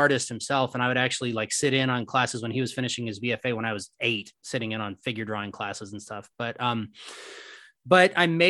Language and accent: English; Cuthbert, Georgia, United States; also born or lived in Oakland, California; I'm originally from Oakland, California, and my parents wanted to find a small town, kind of like a Mayberry situation. And so my very eccentric parents moved to a town called Cuthbert, Georgia, which is 2,500 people in a peanut field